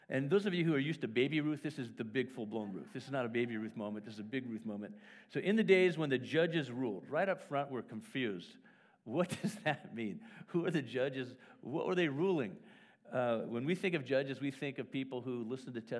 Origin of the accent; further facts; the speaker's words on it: Wales, United Kingdom; born there; First of all, I open it up and it's written in Welsh, which is really helpful but I was born in Wales, and so it's wow, this is interesting.